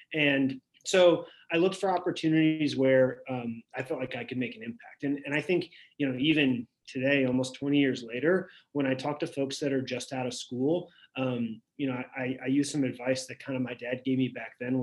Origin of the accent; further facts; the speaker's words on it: St. Louis, Missouri, United States; I'm from St. Louis, from the Midwest